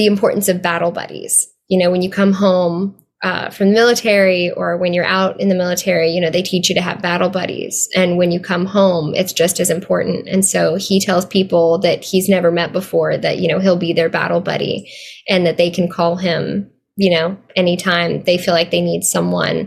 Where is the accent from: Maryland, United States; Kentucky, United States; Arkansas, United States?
Arkansas, United States; I grew up in Arkansas